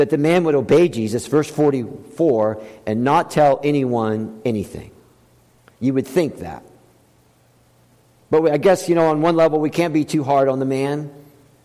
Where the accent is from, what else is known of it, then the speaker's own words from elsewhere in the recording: the South, United States; when I was growing up, I grew up in the South.